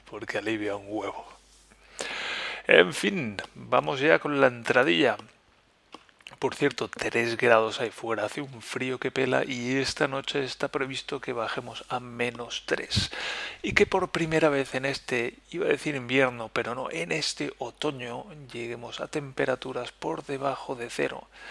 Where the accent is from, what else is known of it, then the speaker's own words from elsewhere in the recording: Spain; first language Spanish; moved away; estoy lejos de España y que estoy lejos de mi idioma natal, de mi lengua materna